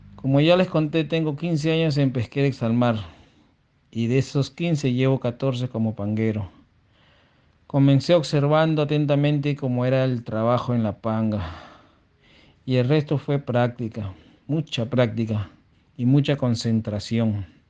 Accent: Chancay, Lima, Peru; Yo nací en Chancay hace 45 años

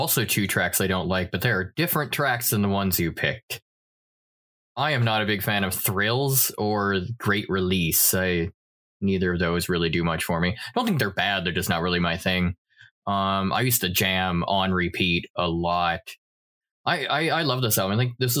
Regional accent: United States; moved away; also born or lived in Thailand; as an American

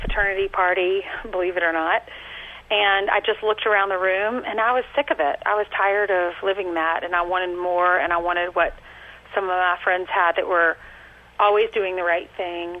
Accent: South Carolina, United States; moved away; I grew up in South Carolina

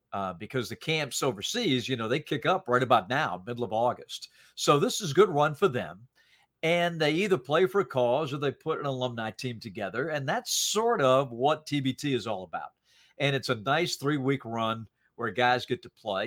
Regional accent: Salisbury, North Carolina, United States; also born or lived in Rhode Island; I grew up in North Carolina, and, uh, I was born in Rhode Island and my dad was transferred

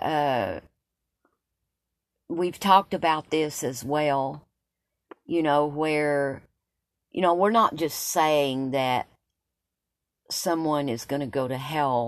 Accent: Tazewell, Tennessee, United States; I was raised in Tazewell

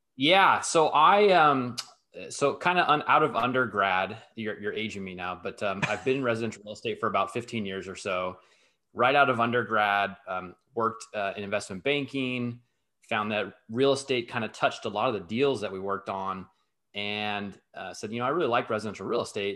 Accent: Southern California, United States; moved away; also born or lived in New York / London; I'm born and raised in Southern California, although I've, I've lived in New York, I've lived in London

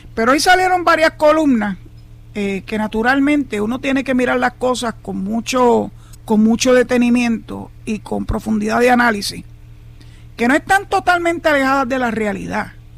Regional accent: Puerto Rico; los 3.2 millones de puertorriqueños que somos ciudadanos americanos

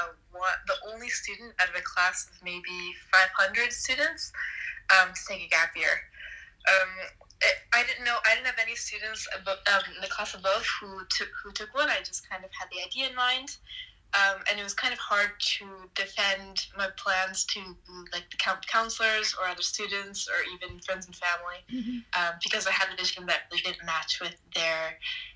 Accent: American Norwegian, California, United States; also born or lived in Norway; I'm American Norwegian

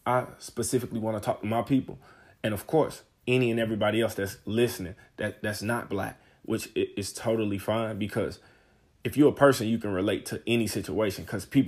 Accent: St. Louis, Missouri, United States; I'm from St. Louis, Missouri, 26 years old

